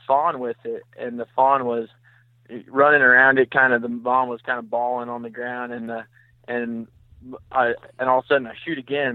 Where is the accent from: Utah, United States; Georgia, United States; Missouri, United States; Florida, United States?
Missouri, United States; Vienna; moved away as an adult; now in St. Louis, United States; I'm from Vienna, Missouri